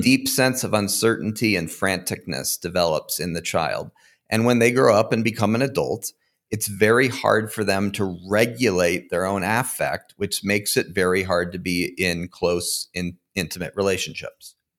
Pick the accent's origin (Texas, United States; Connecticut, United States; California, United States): Connecticut, United States; now in Fort Collins, United States; I grew up in Connecticut, but I currently live in Fort Collins, Colorado